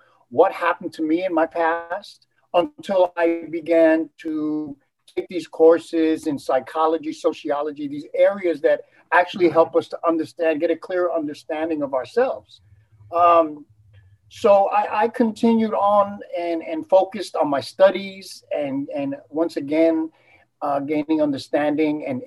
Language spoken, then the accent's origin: English; New York City, New York, United States; also born or lived in Puerto Rico; I was born in Puerto Rico, and I moved to New York City when I was 2